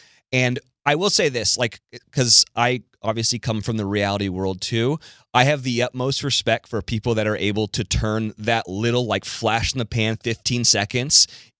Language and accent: English; California, United States; also born or lived in Oxford, Mississippi; I went to school in Mississippi and they were looking for Southern guys, but I'm from California.